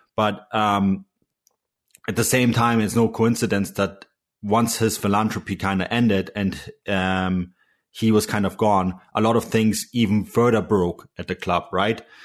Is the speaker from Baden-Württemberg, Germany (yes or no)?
no; Munich, Bavaria, Germany; also born or lived in Canadian West Coast; now in Canada; I'm from Munich